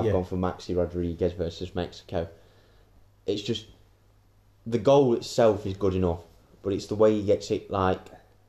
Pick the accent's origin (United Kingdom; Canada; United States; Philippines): United Kingdom; England; we're English.